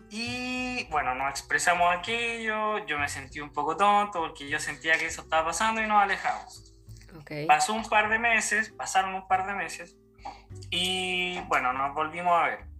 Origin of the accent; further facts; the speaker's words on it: Santiago, Santiago Metropolitan Region, Chile; moved away as an adult; eh, vengo de Chile, eh, de la capital de, de, Chile, Santiago de Chile.